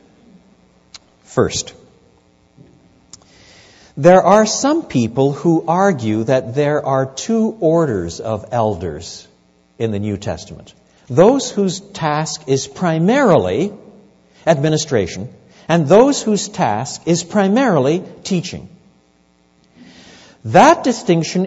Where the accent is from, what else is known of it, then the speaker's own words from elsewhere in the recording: Quebec, Canada; I was brought up in French Canada